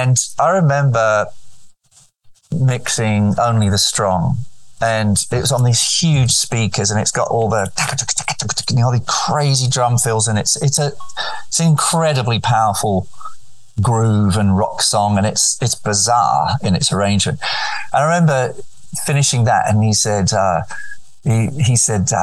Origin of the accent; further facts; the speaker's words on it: Nerja, Andalusia, Spain; moved away; So I grew up right on the Mediterranean, and Sydney to me connected me with a place called Nerja where I grew up